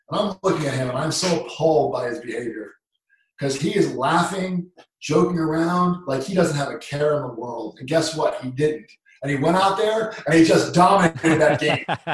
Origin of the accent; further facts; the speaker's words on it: United States; I'm American for crying out loud.